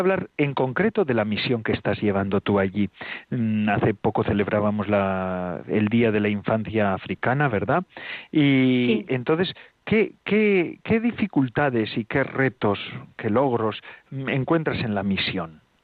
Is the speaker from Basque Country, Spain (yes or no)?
yes; Getxo, Basque Country, Spain; Hoy emito desde Algorta, desde mi pueblo